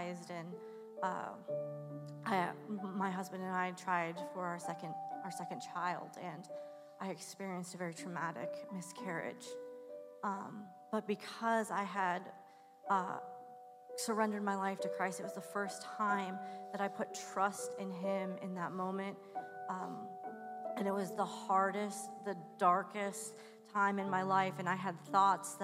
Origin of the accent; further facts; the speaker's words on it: West Coast, United States; now in Pittsburgh, United States; I grew up on the West Coast.